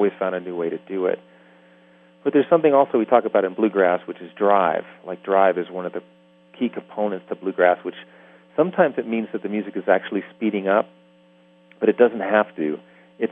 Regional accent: New York City, New York, United States; I'm from New York City

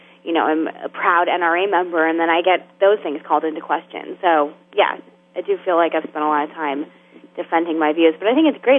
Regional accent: Arizona, United States; moved away as an adult; also born or lived in New York City; I moved to New York City when I was 18, and obviously everyone knows I'm from Arizona, right?

